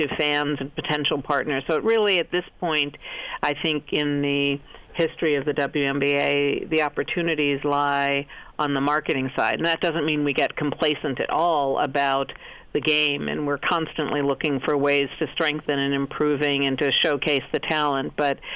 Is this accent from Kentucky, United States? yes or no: no; Cleveland, Ohio, United States; I grew up in Cleveland, Ohio